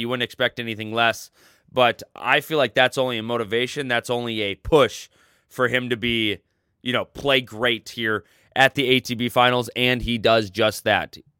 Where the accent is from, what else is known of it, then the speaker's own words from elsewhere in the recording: United States; being an American and not knowing Italian.